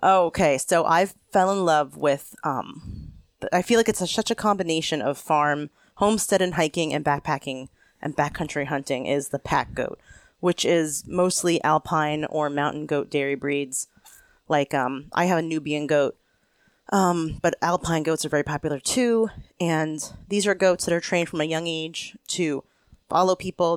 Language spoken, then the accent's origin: English; Pennsylvania, United States; also born or lived in Tennessee / Vermont; now in Vermont–New York border area, United States; I moved back to the East Coast, which is where I'm from, I'm from Pennsylvania